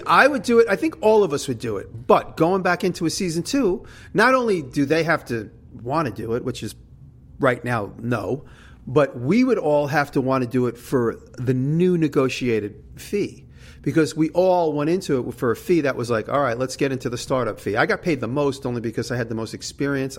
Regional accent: New York, United States; accent: New York; She likes my New York ac- accent

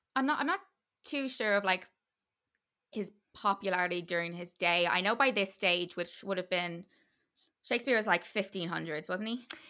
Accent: Ireland; it's part of being Irish

